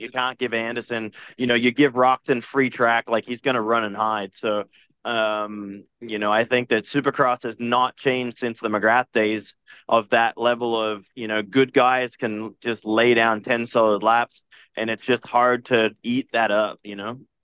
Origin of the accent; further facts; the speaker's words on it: Australia; I'm Aussie